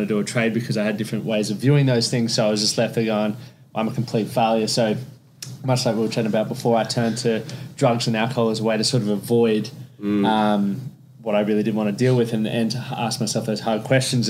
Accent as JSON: {"language": "English", "town": "Toowoomba", "region": "Queensland", "country": "Australia", "tie": "born or raised there", "said": "I grew up in Toowoomba"}